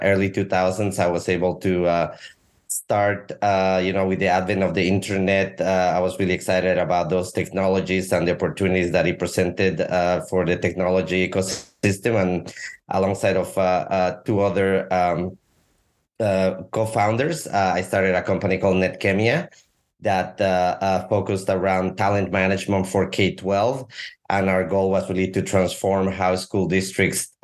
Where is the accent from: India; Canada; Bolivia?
Bolivia; La Paz; moved away as an adult; also born or lived in Topeka, Kansas; I am originally from South America, from the highlands of Bolivia, from La Paz. I grew up and was born there.